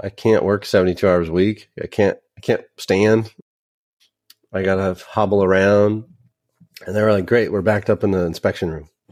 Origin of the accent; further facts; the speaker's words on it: a suburb of Sacramento, Northern California, United States; I'm from Northern California, a, a suburb of Sacramento.